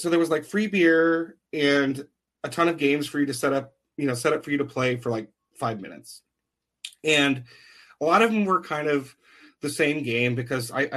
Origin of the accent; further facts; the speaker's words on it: Chicago, Illinois, United States; moved away as an adult; also born or lived in Iowa City, Iowa; now in Omaha, United States; So I'm originally from Chicago. Although I grew up out in the suburbs